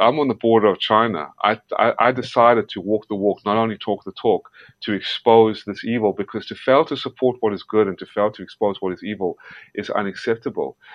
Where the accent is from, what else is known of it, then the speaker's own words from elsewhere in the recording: South Africa; moved away; also born or lived in Georgia, United States; I was born in South Africa. And the only reason I, I was born in South Africa is because a lot of my family members who were wiped out in Nazi occupied Lithuania and Ukraine uh, fled whatever was left of them and survived to South Africa. And that's where I was born. And then I moved to America, to Georgia, and uh, I became an American citizen